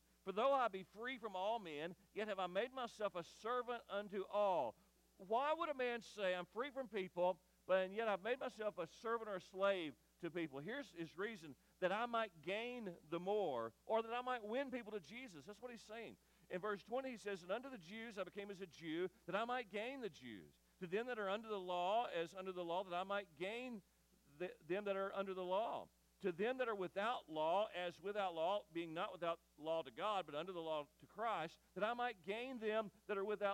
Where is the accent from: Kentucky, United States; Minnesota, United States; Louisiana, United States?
Kentucky, United States; Eddyville; I grew up near Kentucky State Penitentiary in Eddyville